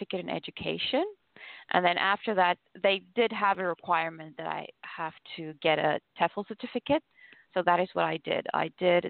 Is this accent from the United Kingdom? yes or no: no; South Africa; moved away as an adult; also born or lived in China / Australia / Argentina; now in Ecuador; I was born there and I was raised there until I was about 25 years old.